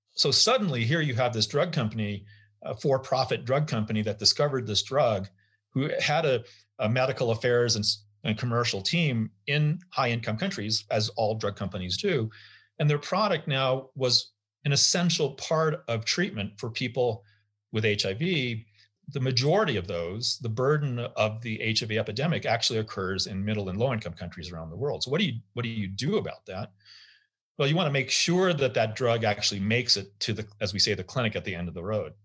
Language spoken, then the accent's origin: English; United States; as an American passport carrier